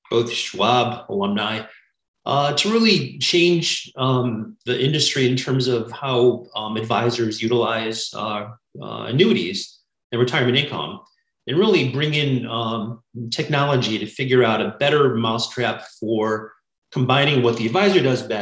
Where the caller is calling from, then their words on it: California, United States; I'm in the San Francisco Bay Area.